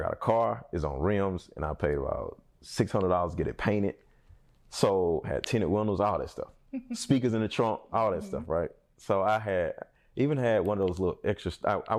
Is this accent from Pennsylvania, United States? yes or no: yes; Philadelphia, Pennsylvania, United States; moved away; I'm from Philly